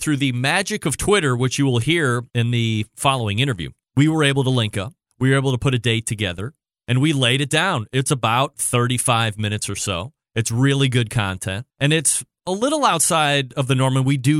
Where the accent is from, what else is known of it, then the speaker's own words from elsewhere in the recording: Cleveland, Ohio, United States; because I'm from Cleveland